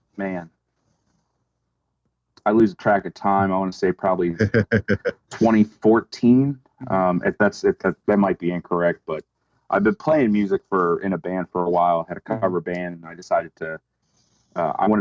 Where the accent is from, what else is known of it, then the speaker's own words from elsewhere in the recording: Cecil County, Maryland, United States; also born or lived in Utah; We moved back when I was very young, so I consider Maryland home, and that's where I reside. I bought a house in my hometown